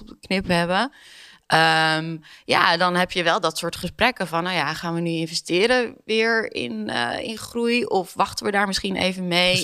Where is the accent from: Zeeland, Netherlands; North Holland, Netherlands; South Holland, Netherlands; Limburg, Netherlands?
North Holland, Netherlands; Amsterdam; ik ben zelf Amsterdammer